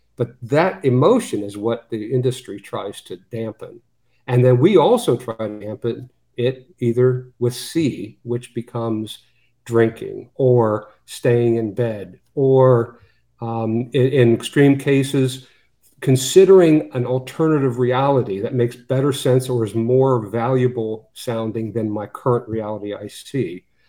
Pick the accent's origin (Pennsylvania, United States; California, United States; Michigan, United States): Pennsylvania, United States; Western; I grew up in Western Pennsylvania